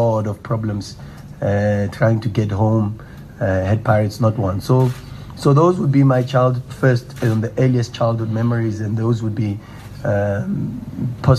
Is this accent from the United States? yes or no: no; Soweto, Gauteng, South Africa; As a Sowetan and as a young boy growing up in Orlando